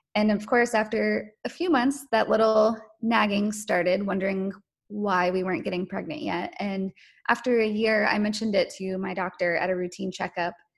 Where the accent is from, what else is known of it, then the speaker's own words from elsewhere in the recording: North Carolina, United States; I was born and raised in North Carolina